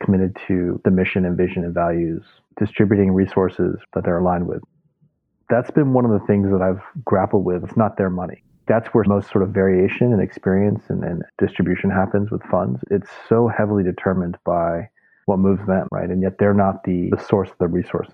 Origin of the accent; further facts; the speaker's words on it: St. Louis, Missouri, United States; moved away as an adult; also born or lived in New York; I grew up in St. Louis, Missouri. And immigrant kid, then moved to New York for college